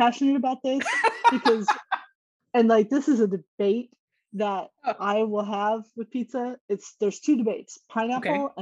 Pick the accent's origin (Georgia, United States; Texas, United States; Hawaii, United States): Texas, United States; moved away as an adult; also born or lived in New York; I came from Texas.